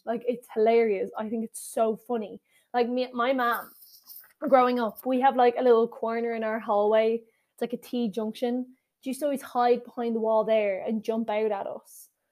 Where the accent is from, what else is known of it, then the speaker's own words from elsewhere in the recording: Ireland; I am Irish